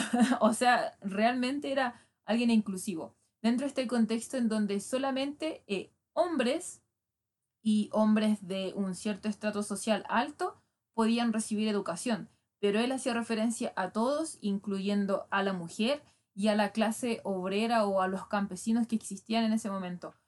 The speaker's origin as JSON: {"language": "Spanish", "country": "Chile", "said": "yo soy chilena"}